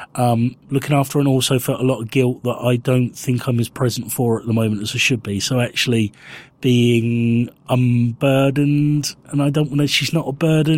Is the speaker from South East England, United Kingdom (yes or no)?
yes; Winchester, South East England, United Kingdom; I grew up in Winchester